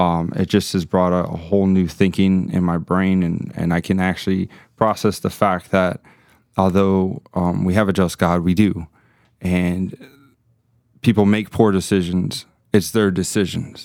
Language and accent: English; Miami, Florida, United States; moved away as an adult; also born or lived in Gainesville, Florida; born and raised in Miami